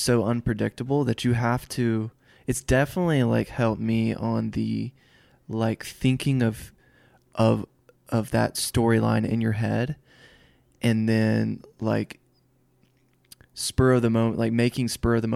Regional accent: Alabama, United States; I'm from Alabama

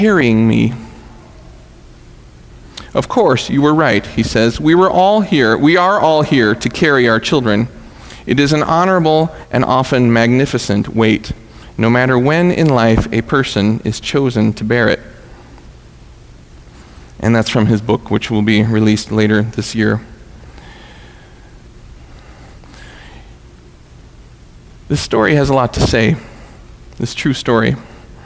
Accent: Dearborn, Michigan, United States; I'm from Dearborn

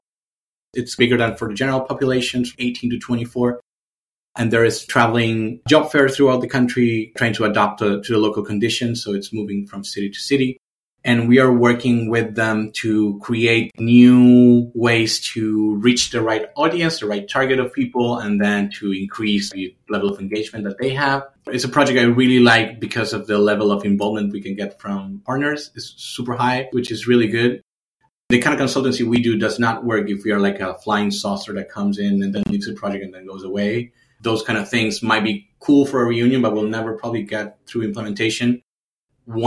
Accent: Argentina; moved away as an adult; also born or lived in Berlin; in my home country

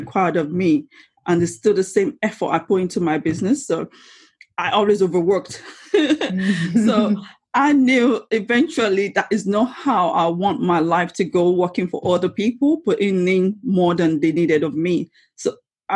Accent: Lagos, Nigeria; moved away as an adult; now in Rainham, United Kingdom; I was born and raised in Lagos in Nigeria, western part of Africa, and I moved to United Kingdom in 2004 after I finished my university

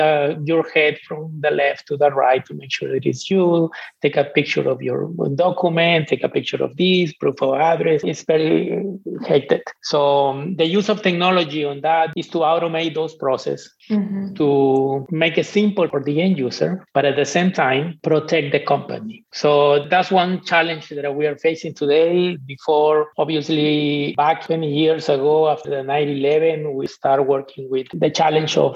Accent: Peru; moved away; I'm from Peru

